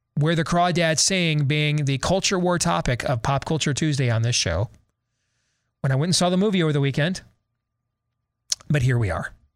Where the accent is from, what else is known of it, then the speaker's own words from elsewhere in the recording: Iowa, United States; I'm from Iowa.